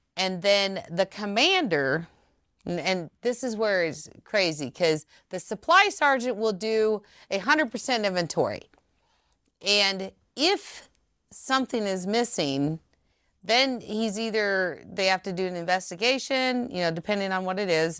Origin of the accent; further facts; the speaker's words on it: Ceresco, Nebraska, United States; moved away as an adult; also born or lived in Omaha, Nebraska; I was raised in Seresko, which was fifteen miles from Lincoln.